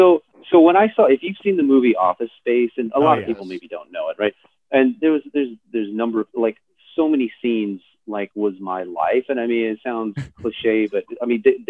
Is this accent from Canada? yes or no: no; Nebraska, United States; moved away as an adult; also born or lived in Alabama; I'm from Nebraska